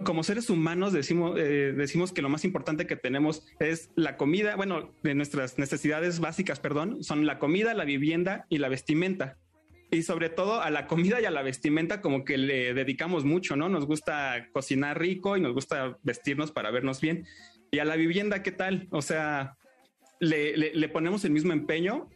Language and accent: Spanish; Mexico; nosotros somos mexicanos